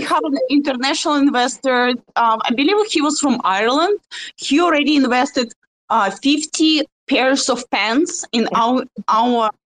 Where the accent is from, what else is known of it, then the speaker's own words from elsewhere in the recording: Russia; accent: Russian; my russian accent